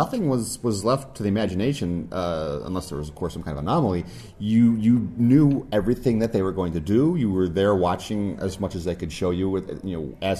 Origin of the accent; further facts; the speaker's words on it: Cleveland, Ohio, United States; I was born in Cleveland